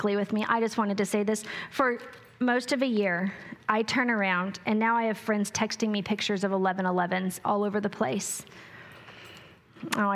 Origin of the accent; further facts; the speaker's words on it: New Mexico, United States; I grew up on irrigation in New Mexico